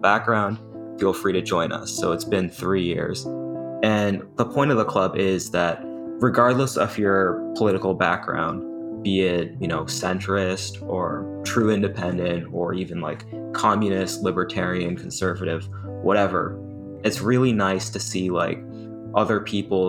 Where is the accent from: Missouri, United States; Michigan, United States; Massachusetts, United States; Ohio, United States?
Massachusetts, United States; moved away as an adult; now in Pennsylvania, United States; I'm from Massachusetts, which is like heavily liberal. So that's kind of the bubble I've been in my whole life